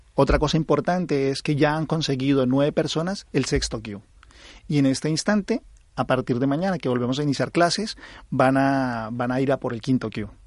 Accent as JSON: {"language": "Spanish", "country": "Colombia", "accent": "Colombian", "moved": "yes", "lives_now": "Spain", "said": "soy colombiano, creo que se nota por mi acento"}